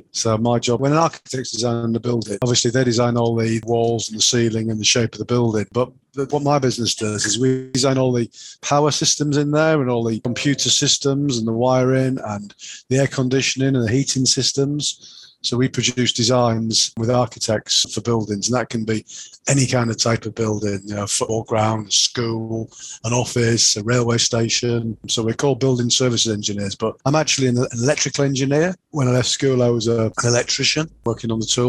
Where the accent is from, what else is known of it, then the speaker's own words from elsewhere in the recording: Yorkshire and the Humber, United Kingdom; accent: Yorkshire; my Yorkshire accent